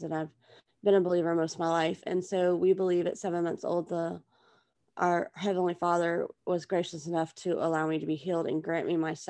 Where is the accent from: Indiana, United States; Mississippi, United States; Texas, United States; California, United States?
Texas, United States; moved away as an adult; now in Louisiana, United States; I was originally from Texas, and that's what I claim